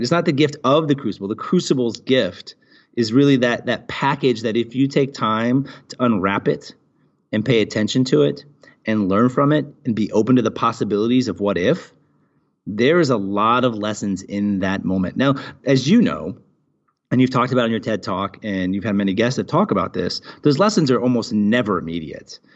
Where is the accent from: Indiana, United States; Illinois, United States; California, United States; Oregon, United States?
Oregon, United States; Portland; now in United Arab Emirates; I was born and raised in Portland, Oregon